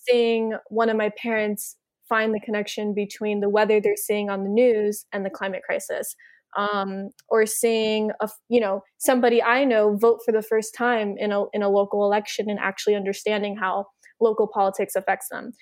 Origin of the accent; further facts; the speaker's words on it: United States; also born or lived in Miami, Florida; growing up in the United States